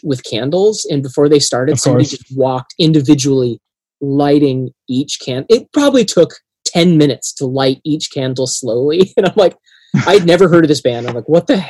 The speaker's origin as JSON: {"language": "English", "area": "Cascadia", "region": "Pacific Northwest", "country": "United States", "said": "I'm also from Cascadia and from the region."}